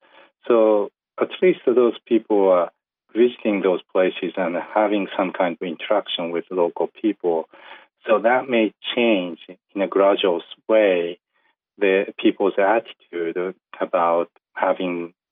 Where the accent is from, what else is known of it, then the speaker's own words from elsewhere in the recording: Yamaguchi, Japan; Because just last week, I just traveled back to my hometown in Western Japan. It's called Yamaguchi Prefecture.